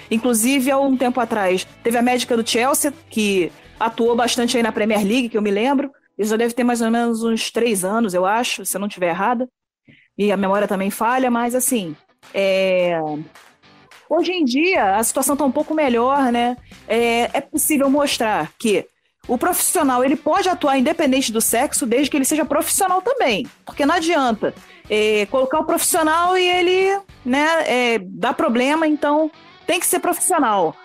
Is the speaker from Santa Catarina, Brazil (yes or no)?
no; Rio de Janeiro, Brazil; sou natural do Rio